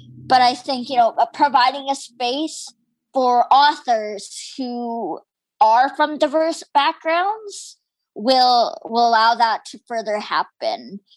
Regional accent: Canada; My parents were born in India and immigrated to Canada, and I was born here

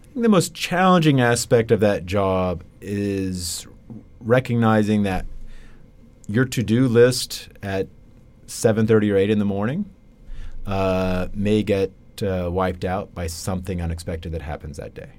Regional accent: Lexington, Kentucky, United States; I grew up in Lexington, Kentucky, on a farm just outside of the town.

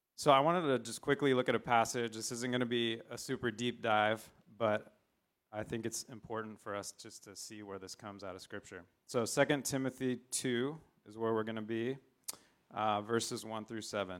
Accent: San Diego, California, United States; I grew up in San Diego

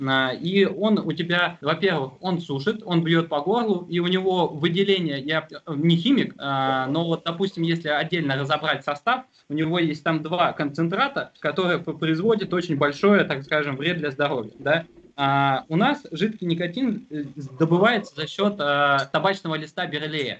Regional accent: Tomsk, Tomsk Oblast, Russia; moved away as an adult; also born or lived in Omsk; Сами мы как из Томска

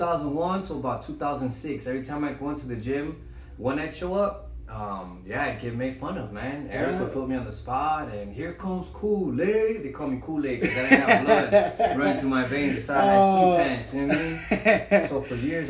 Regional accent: Long Beach, California, United States; also born or lived in El Salvador / Norwalk, California; I grew up in Long Beach.

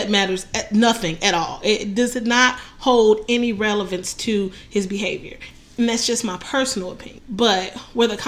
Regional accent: Chicago, Illinois, United States; I'm from Chicago

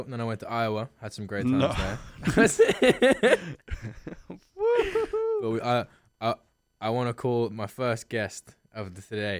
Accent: London, United Kingdom; I was from London

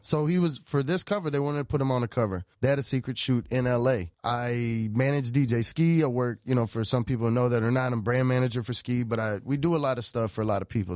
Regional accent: Nacogdoches, Texas, United States; moved away as an adult; now in Los Angeles, United States; I'm from Texas, but I'm from the oldest town in Texas called Nacogdoches.

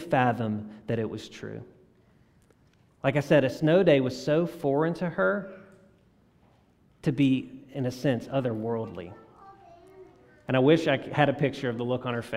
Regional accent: South Louisiana, United States; now in Jackson, United States; I grew up in South Louisiana

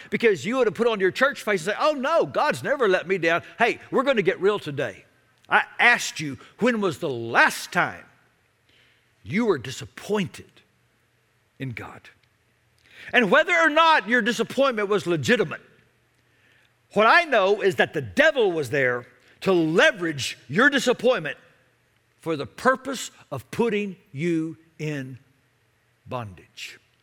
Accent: Dallas, Texas, United States; I grew up in Dallas back before there was a Major League Baseball team in the Metroplex.

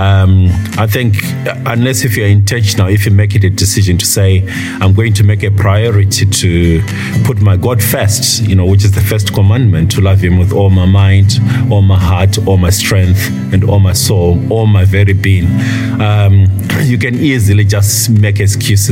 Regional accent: Zimbabwe; I was born and bred in Zimbabwe, last of a family of five

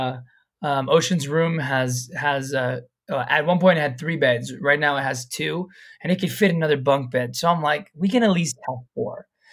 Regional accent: Florida, United States; now in Maui, United States; I'm from Florida. They took me to the beach of California

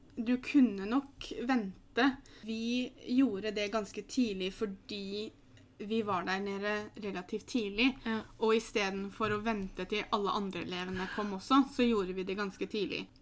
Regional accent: Norway; moved away as an adult; also born or lived in Newcastle; engelsken du lærer på skolen i Norge

